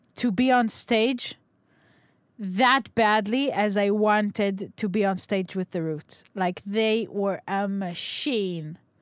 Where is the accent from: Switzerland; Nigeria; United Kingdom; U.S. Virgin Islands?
Nigeria; moved away; I grew up in Nigeria.